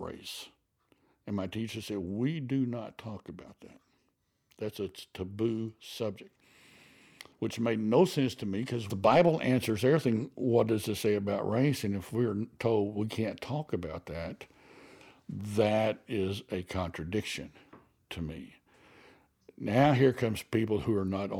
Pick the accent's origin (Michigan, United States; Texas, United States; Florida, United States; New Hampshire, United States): Texas, United States; Abilene; I grew up in Abilene, Texas